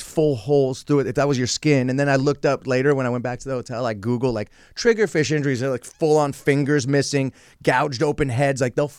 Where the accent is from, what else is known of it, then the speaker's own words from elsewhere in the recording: San Francisco, California, United States; I'm kind of reverted back to my San Francisco roots.